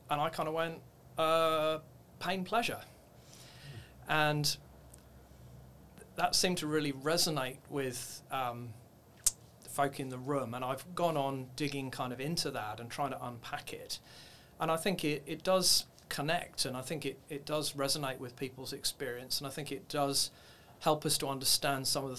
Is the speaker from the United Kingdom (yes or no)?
yes; United Kingdom; moved away as an adult; also born or lived in Nairobi, Kenya; now in Australia; My background originally, you can hear from my accent, from the UK